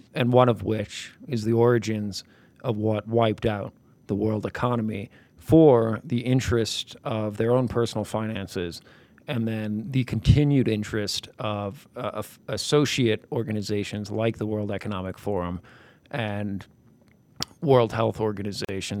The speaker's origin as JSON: {"language": "English", "region": "New York", "country": "United States", "said": "I'm from New York"}